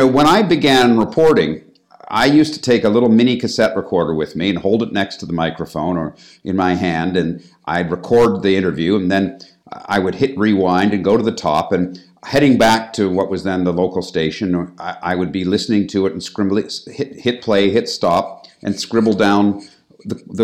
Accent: Toronto, Ontario, Canada; moved away as an adult; also born or lived in United States; now in London, United Kingdom; I'm originally from Canada, from Toronto

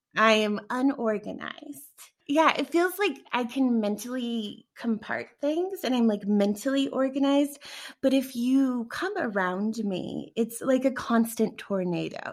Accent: Denver, Colorado, United States; I'm from Denver

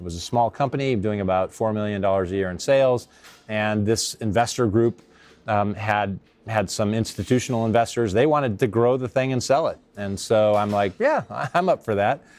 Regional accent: Silicon Valley, California, United States; now in San Francisco, United States; I grew up in Silicon Valley

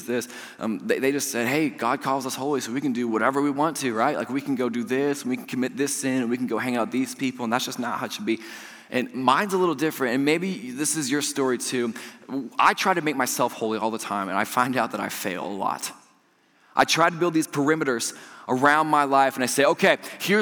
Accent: Georgetown, Indiana, United States; I'm from Georgetown, I'm a Georgetown boy.

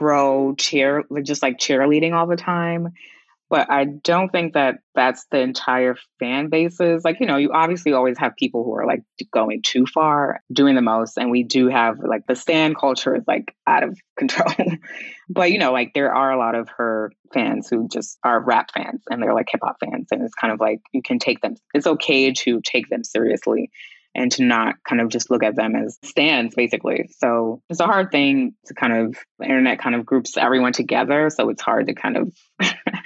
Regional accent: New York City, New York, United States; I'm from Queens

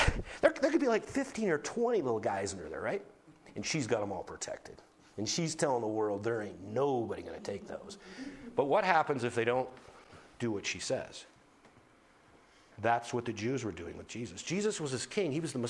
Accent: North Dakota, United States; I grew up in North Dakota

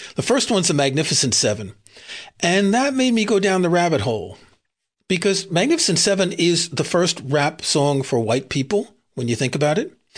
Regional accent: New York City, New York, United States; I grew up in Queens, which is kinda suburbs

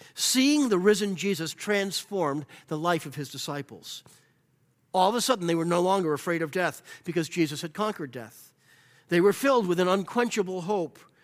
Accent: United States; I am an American because this is where I was born in the land where I love

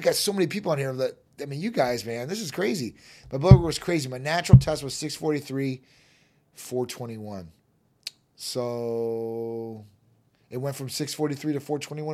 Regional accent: Chicago, Illinois, United States; moved away; I'm from Chi Town originally

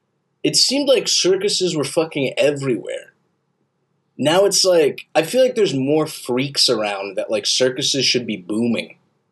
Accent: Saudi Arabia; moved away; But I grew up in Saudi. Like, I'm not a country boy, but my family's from, like, the country.

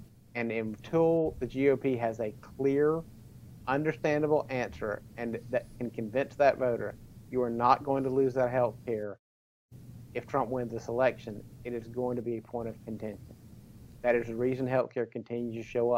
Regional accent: South Carolina, United States; I grew up in South Carolina

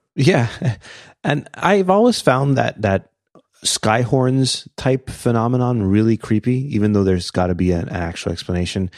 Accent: Canada; we're Canadian.

